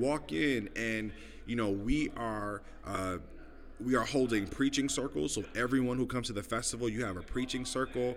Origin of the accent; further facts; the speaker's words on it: New York City, New York, United States; moved away as an adult; also born or lived in Los Angeles, California / Des Moines, Iowa; I am originally from Brooklyn, New York. Uh, born and raised uh, in the neighborhood of East Flatbush